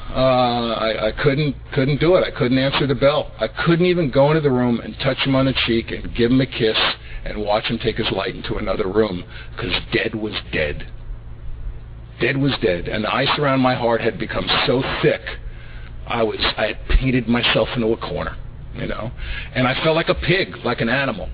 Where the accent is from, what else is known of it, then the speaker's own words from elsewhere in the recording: New York City, New York, United States; now in Van Nuys, United States; I was brought up in the Bronx in New York City